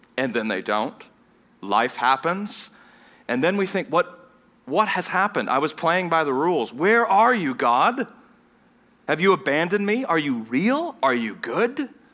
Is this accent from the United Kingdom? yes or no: no; Vienna, Austria; moved away; also born or lived in Southern United States; I grew up in, in Vienna, Austria, which is a German-speaking nation